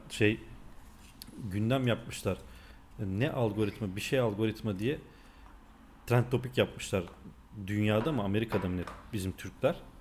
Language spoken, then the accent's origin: Turkish; North Macedonia; accent: Macedonian Turkish; ben Makedonyalıyım yani bizim konuştuğumuz bir Türkçe var ya